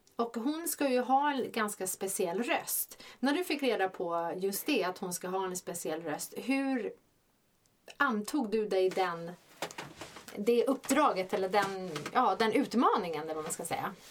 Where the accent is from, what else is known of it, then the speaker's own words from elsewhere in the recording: Stockholm, Stockholm County, Sweden; vi är båda från Stockholm